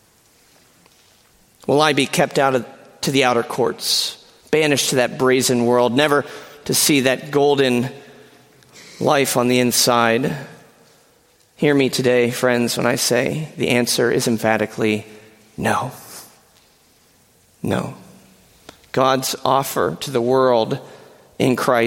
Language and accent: English; Pennsylvania, United States; moved away as an adult; now in Kalamazoo, United States; I am a proud PA resident, born and bred